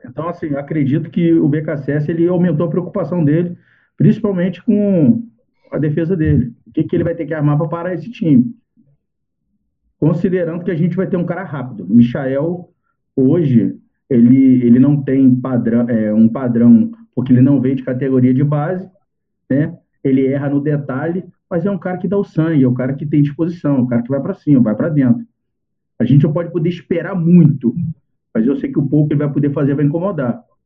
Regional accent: Brazil; Nós, como brasileiros

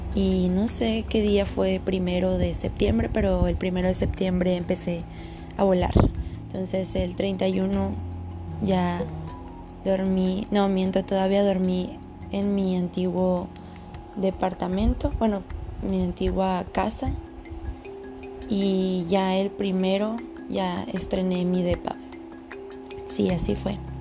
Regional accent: Sonora, Mexico; moved away; vengo de Sonora, donde hace un infierno

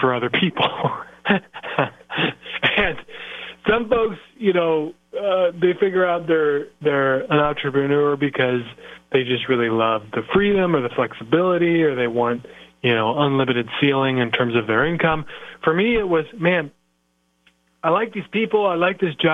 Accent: Iowa, United States; I am from Iowa, yes, the great state of Iowa.

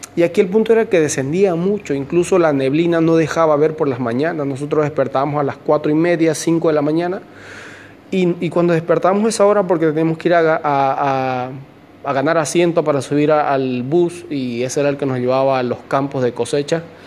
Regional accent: Santa Cruz de la Sierra, Santa Cruz, Bolivia; moved away as an adult; now in Santiago, Chile; soy de Bolivia, de Santa Cruz de la Sierra

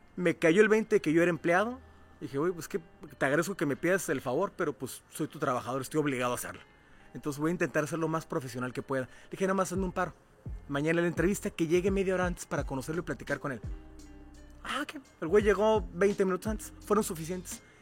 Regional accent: Cuautla, Morelos, Mexico; mi tierra natal, que es Cuautla, Morelos

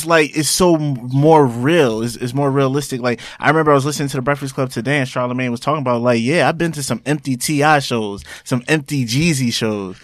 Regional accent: Roselle, New Jersey, United States; also born or lived in Elizabeth, New Jersey; I was born and raised in Jersey.

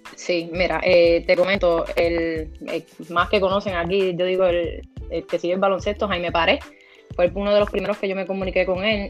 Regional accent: Morovis, Puerto Rico; la directora de recreación y deporte de Morovis

